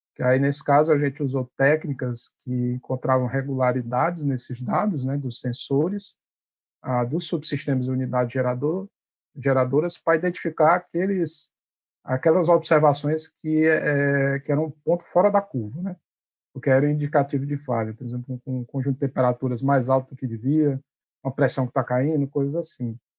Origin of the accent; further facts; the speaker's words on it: Ceará, Brazil; moved away as an adult; now in Recife, Brazil; sou cearense